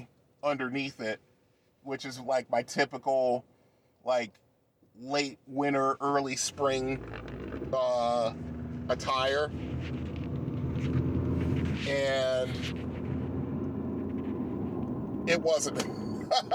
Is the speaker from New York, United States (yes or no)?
no; Bridgeport, Connecticut, United States; moved away; I grew up in Bridgeport, Connecticut